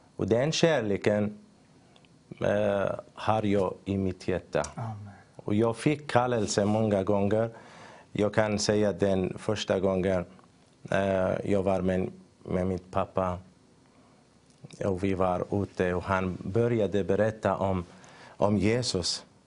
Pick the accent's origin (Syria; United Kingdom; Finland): Syria; northern Syria; Swedish is a second language; moved away as an adult; also born or lived in Turkey / Greece; now in Sweden; jag kommer från Syrien. Jag föddes eh, i norra Syrien